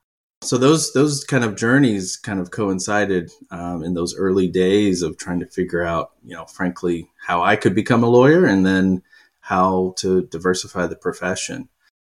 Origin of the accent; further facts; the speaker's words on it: Kentucky, United States; now in New York, United States; I grew up in Kentucky. My accent is barely noticeable these days. I've lived in New York too long. But I grew up in pretty rural parts of Kentucky, you know, tobacco farms and the like.